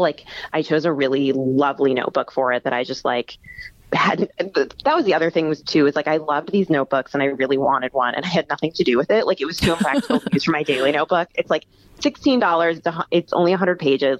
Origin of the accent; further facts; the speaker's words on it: Midwest, United States; also born or lived in Texas; now in New York, United States; I'm from the Midwest, and then I lived in Texas